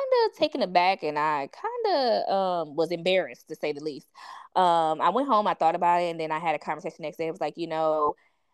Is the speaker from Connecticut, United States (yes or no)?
no; East Cleveland, Ohio, United States; I grew up in East Cleveland, so it was majority African Americans.